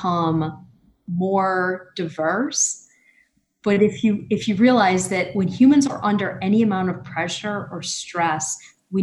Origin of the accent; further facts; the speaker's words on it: United States; as an American